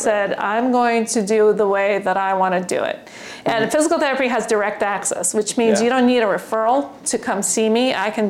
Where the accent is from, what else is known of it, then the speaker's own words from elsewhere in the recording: California, United States; Well, this was difficult because I'm from California, and where the restrictions were a lot greater